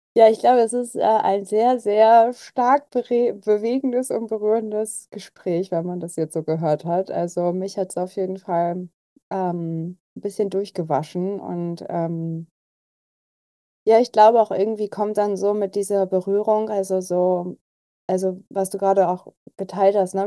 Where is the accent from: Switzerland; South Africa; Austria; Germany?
Germany; Berlin; ich bin ja auch Berlinerin